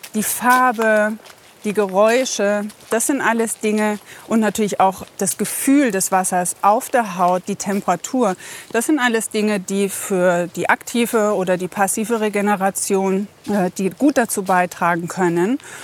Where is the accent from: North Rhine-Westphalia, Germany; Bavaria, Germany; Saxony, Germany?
Bavaria, Germany; moved away as an adult; also born or lived in Baltic Sea coast; now in Carinthia, Austria; Ursprünglich aus Bayern